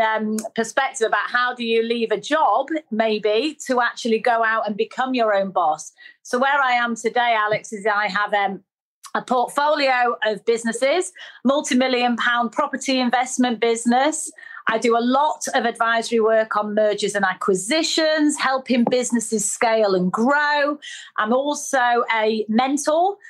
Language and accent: English; Manchester, North West England, United Kingdom; accent: northerner; I was brought up in Manchester